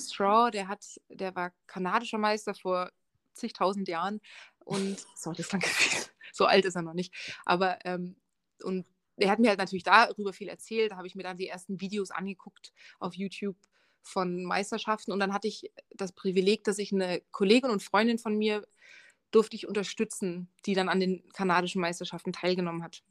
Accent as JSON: {"language": "German", "town": "Dresden", "region": "Saxony", "country": "Germany", "tie": "born or raised there", "also_born_or_lived": "England / Marburg / Canada / Berlin", "moved": "yes", "lives_now": "Munich, Germany", "said": "Ich komme aus Dresden ursprünglich. Und ich bin ziemlich viel umgezogen ähm, in Dresden geboren und aufgewachsen"}